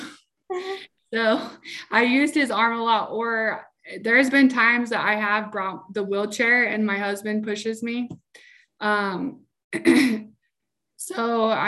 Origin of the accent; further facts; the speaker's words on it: Salt Lake City, Utah, United States; I'm from Salt Lake City, Utah